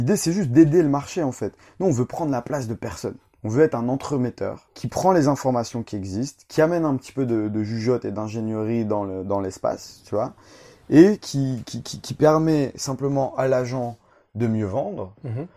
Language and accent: French; Roubaix, Hauts-de-France, France; also born or lived in Canada; Du nord de la France, évidemment. Je suis né à Roubaix, dans les années 92.